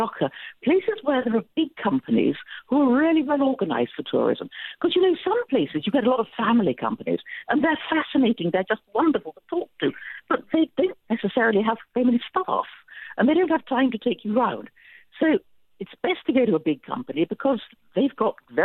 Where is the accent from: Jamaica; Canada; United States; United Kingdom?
United Kingdom; England; being English